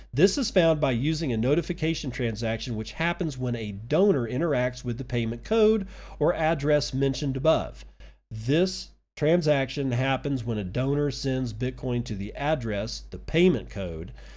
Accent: United States; As an American citizen

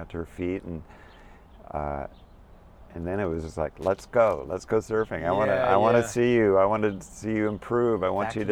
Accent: Santa Barbara, California, United States; now in East Coast, United States; I live in the East Coast now, which I just love. But I was raised in Santa Barbara, California

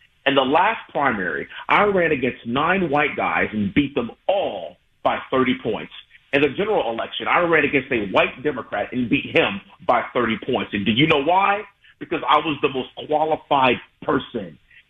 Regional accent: United States; I'm an American first. I'm a husband. I'm a father. I'm a veteran. I'm a West Point graduate. I'm a congressman.

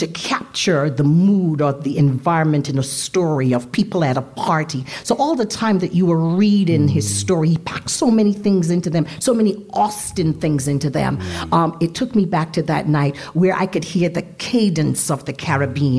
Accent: Canada; That was significant too for us as African Canadian writers.

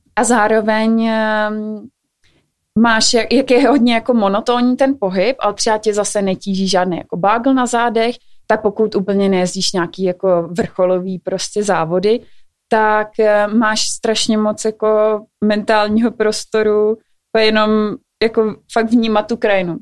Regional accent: Czechia; jako Češi

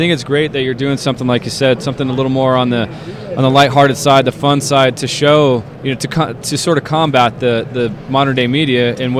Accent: Orlando, Florida, United States; I grew up in Orlando, and it's a fun town, but it's spread out.

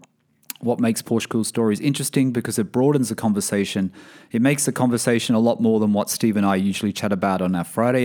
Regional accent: Sydney, New South Wales, Australia; now in Bahrain; Sydney, Australia, my hometown.

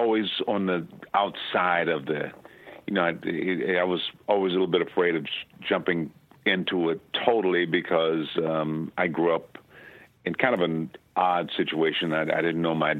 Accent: Benton Harbor, Michigan, United States; I'm from Benton Harbor, Michigan.

